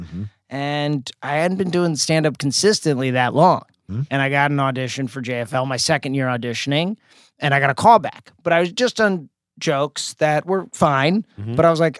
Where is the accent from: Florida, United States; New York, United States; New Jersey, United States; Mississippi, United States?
New Jersey, United States; Bergen County; moved away; also born or lived in Los Angeles; I grew up in Jersey.